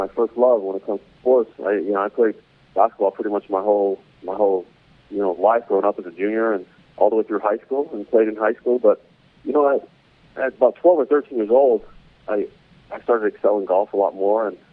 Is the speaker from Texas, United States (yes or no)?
no; Salt Lake City, Utah, United States; I grew up right in Salt Lake